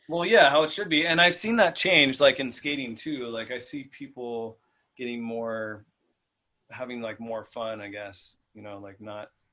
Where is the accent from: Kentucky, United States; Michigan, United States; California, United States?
California, United States; Inland Empire; we're from the Inland Empire